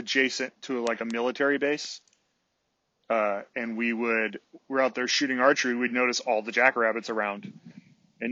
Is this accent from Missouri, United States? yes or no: no; San Francisco Bay Area, California, United States; I grew up out on the West Coast in the San Francisco Bay Area.